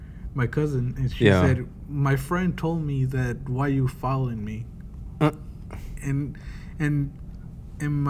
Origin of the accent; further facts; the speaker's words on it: Bernal, Querétaro, Mexico; moved away; I'm from Bernal, Querétaro, and my hometown is known as the Magical Place